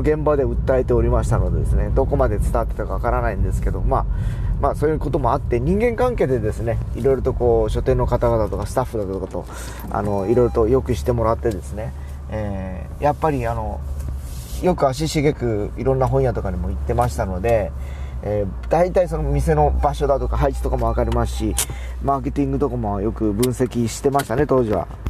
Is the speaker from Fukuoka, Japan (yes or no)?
yes; Fukuoka, Japan; 僕らは博多の、博多っ子で博多の会社